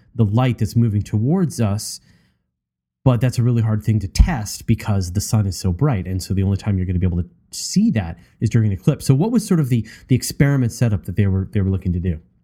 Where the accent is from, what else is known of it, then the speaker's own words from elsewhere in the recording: Canada; as a Canadian